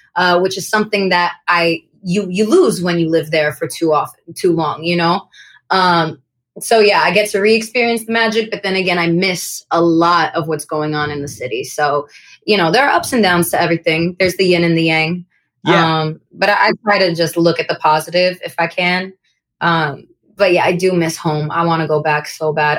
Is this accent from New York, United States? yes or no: yes; New York City, New York, United States; my hometown where I grew up in Kensington.